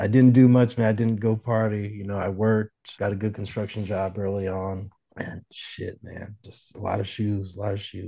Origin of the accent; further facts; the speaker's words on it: Arizona, United States; also born or lived in St. Louis, Missouri; Born in St. Louis, Missouri. Came to Arizona when I was very, very young